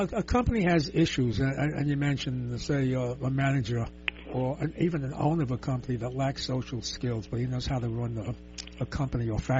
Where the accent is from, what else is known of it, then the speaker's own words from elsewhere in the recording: New York City, New York, United States; I'm from the Lower East Side.